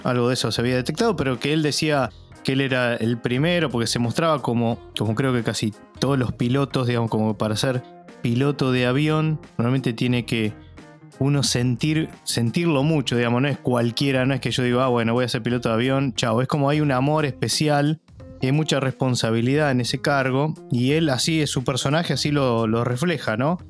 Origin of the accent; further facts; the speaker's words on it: Argentina; como ciudadano argentino, como argentino